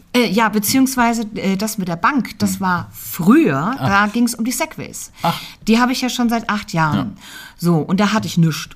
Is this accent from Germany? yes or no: yes; Margretenhaun, Hesse, Germany; also born or lived in Fulda; ich bin in Fulda geboren, ja. Ich bin ein fuldisches Mädchen. Ich bin in Margretenhauen aufgewachsen, bei Petersberg.